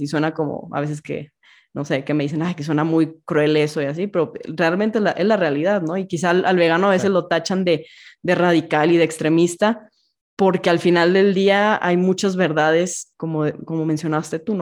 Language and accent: Spanish; Monterrey, Nuevo León, Mexico; yo que soy de Monterrey